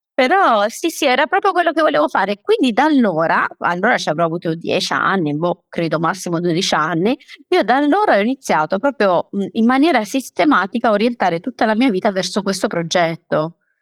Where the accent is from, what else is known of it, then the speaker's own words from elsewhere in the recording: Taranto, Apulia, Italy; io sono pugliese, sono di Taranto